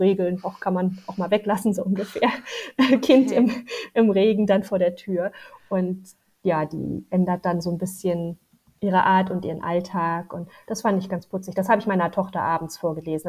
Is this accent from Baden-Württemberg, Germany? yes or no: no; Berlin, Germany; ich bin ja auch ein Großstadtmädchen, ich komme ja aus Berlin